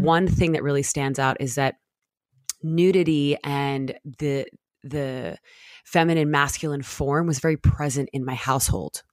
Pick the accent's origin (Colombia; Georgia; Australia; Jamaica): Jamaica; now in United States; growing up in Jamaica